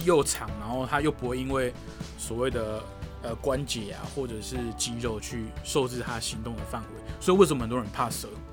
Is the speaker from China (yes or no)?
no; Taiwan; 我是台湾人